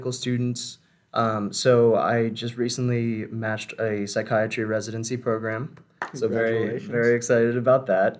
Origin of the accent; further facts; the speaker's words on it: South Florida, United States; I'm born and raised in South Florida, grew up down here